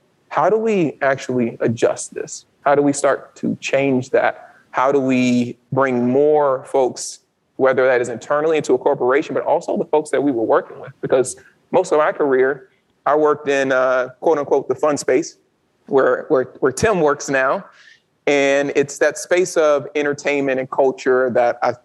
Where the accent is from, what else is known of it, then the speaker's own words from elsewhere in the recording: Baton Rouge, Louisiana, United States; moved away; I'm originally from Louisiana, from Baton Rouge, Louisiana